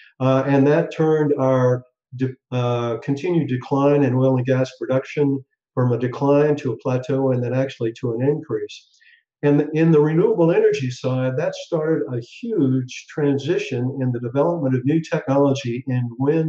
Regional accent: Tulsa, Oklahoma, United States; I grew up in Oklahoma, actually Tulsa, which when I grew up was the oil capital of the world

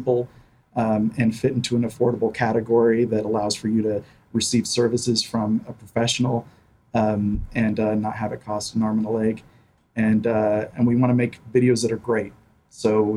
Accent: Wichita, Kansas, United States; we're both Wichita natives, graduates of Wichita State

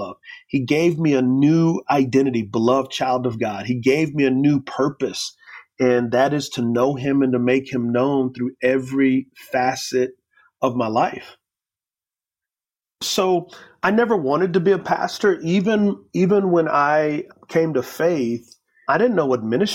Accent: San Antonio, Texas, United States; grew up in San Antonio, Texas

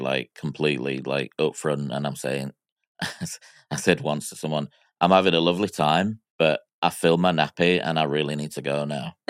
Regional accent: Miami, Florida, United States; I was born in Miami in nineteen eighty-two

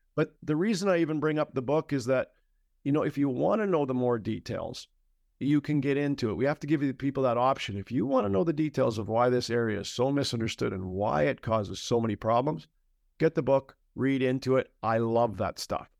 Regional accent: Canada; I'm a Canadian

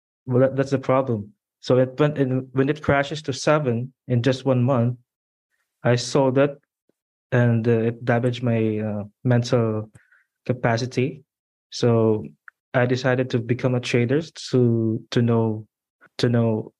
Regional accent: Philippines; moved away as an adult; also born or lived in Dubai, United Arab Emirates; now in Australia; I'm from Philippines and I am currently in Australia right now

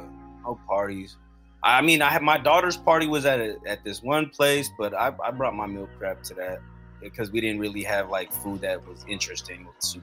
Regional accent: Philippines; as a Filipino, yeah, because, you know, we got all these aunties and our moms

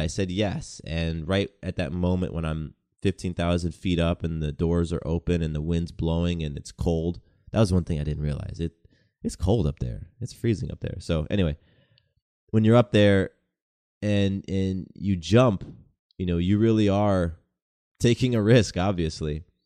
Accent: Atlanta, Georgia, United States; also born or lived in California; a mixed race kid growing up in the South. You know, I moved to Atlanta in nineteen ninety-six. I was turning ten years old

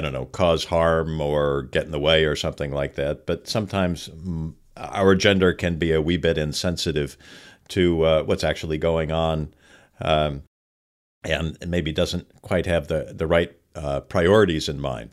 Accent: Los Angeles, California, United States; I was a kid growing up in Los Angeles in the San Fernando Valley

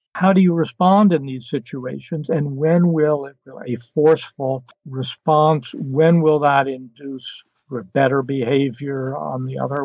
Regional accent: New York City, New York, United States; I was born in 1950 in New York City, where I lived until I went to college

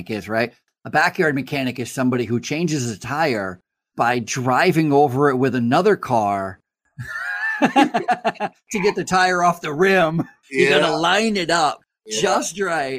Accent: Vermont, United States; moved away as an adult; also born or lived in Westchester, New York; now in Long Island, United States; I'm from Vermont.

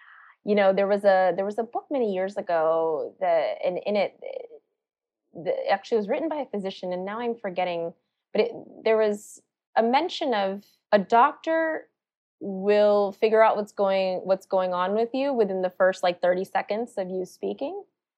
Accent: South Carolina, United States; born there

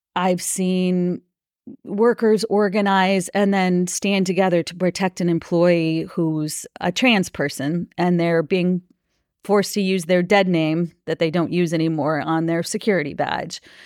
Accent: Minnesota, United States; I I grew up in Minnesota

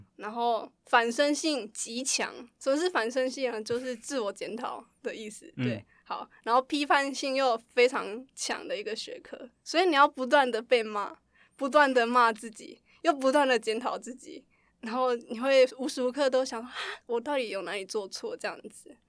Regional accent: Douliu, Yunlin County, Taiwan; moved away as an adult; now in Taipei, Taiwan; 我的家乡是在斗六，其实斗六是云林算是比较繁华一点的地方

